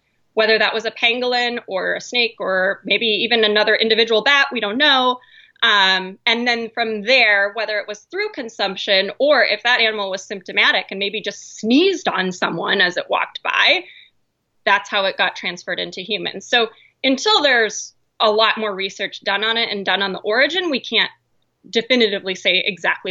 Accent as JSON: {"language": "English", "region": "Montana", "country": "United States", "tie": "born or raised there", "moved": "yes", "lives_now": "Idaho, United States", "said": "being in Idaho, I grew up in Montana"}